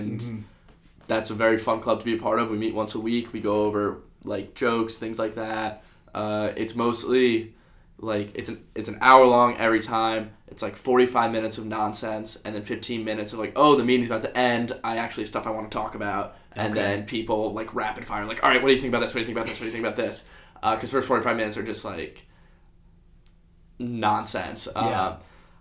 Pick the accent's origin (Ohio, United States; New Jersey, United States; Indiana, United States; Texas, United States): New Jersey, United States; I'm from Jersey